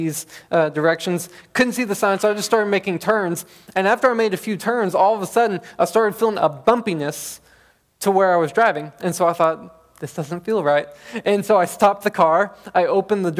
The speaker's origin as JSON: {"language": "English", "town": "Bonham", "region": "Texas", "country": "United States", "tie": "born or raised there", "said": "I grew up in Bonham, Texas"}